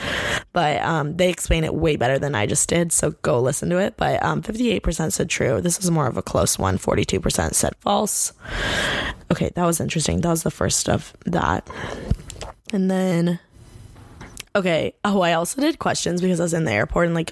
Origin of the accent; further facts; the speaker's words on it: Bloomington, Indiana, United States; moved away as an adult; now in Los Angeles, United States; I grew up born and raised in Bloomington, Indiana.